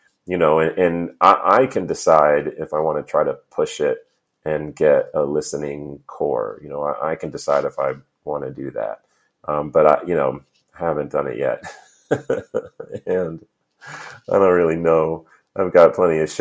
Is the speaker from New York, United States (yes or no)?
yes; New York, United States; also born or lived in Missouri; now in San Diego, United States; Most of my formative years, I grew up in New York